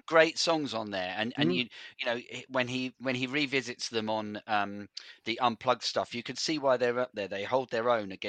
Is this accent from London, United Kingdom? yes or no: no; Farnborough, South East England, United Kingdom; I'm from Farnborough